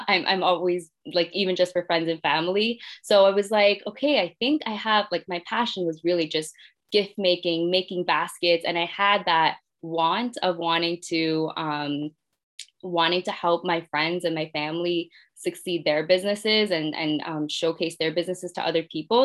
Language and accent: English; Mississauga, Ontario, Canada; I'm from Mississauga